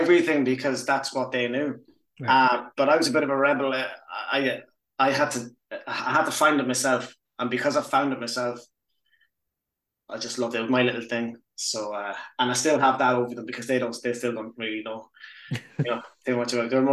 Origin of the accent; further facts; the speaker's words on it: Sligo, Connacht, Ireland; also born or lived in Tallaght / Edinburgh; now in Belfast, United Kingdom; I left Tallaght when I was like six. So I grew up in Sligo.